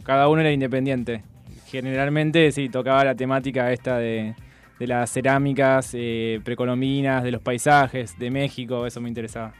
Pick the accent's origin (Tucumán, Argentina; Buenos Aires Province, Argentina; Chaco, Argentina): Buenos Aires Province, Argentina; Adrogué; Yo vengo de Adrogué